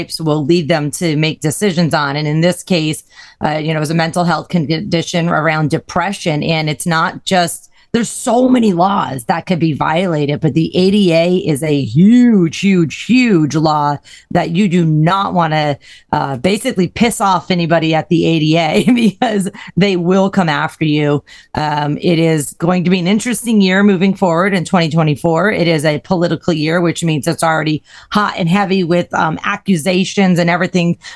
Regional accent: Northeast USA, United States; now in Florida, United States; I grew up in the Northeast USA

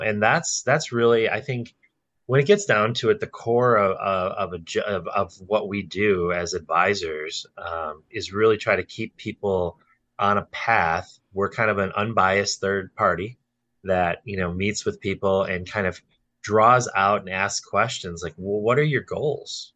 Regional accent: Brookfield, Wisconsin, United States; also born or lived in New Berlin, Wisconsin; I grew up in Brookfield and I literally migrated five minutes south to New Berlin

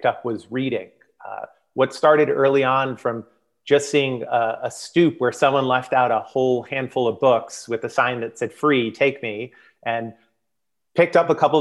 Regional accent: South Florida, United States; moved away; born and raised in South Florida

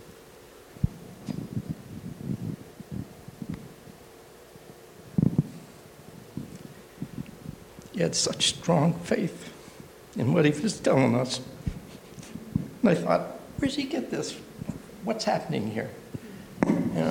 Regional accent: Brattleboro, Vermont, United States; also born or lived in Massachusetts; now in Pennsylvania, United States; I'm originally from Brattleboro, Vermont. God moved me down here to Pennsylvania

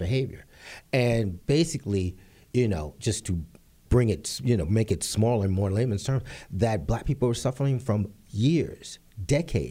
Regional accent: New York City, New York, United States; also born or lived in Harlem / Los Angeles; being born and raised and growing up in the Bronx, 180th and Southern Boulevard.

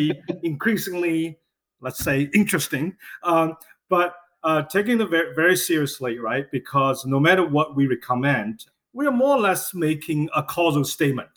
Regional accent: China; moved away; I grew up in China

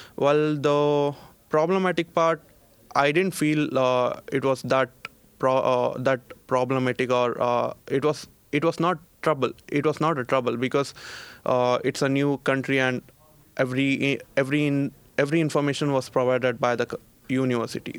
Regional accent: Bangalore, Karnataka, India; moved away as an adult; now in Linköping, Sweden; I'm from India. Well, uh, to be frank, I'm from, uh, city Bangalore

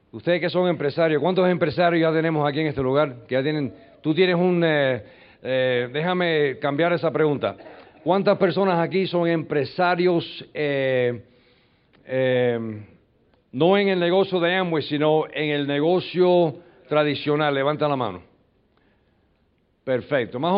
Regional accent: New York, United States; Yo nací en un callejón en los Estados Unidos, me crié en un barrio, mi madre se muere cuando yo tengo cuatro años de edad

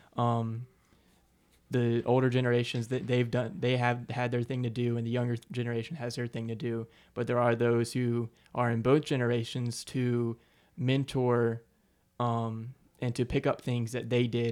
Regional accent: Aiken, South Carolina, United States; I'm from Aiken, South Carolina, born and raised.

